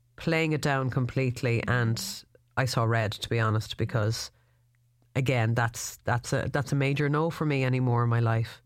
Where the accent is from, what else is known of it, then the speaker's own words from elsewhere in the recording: Ireland; as Irish people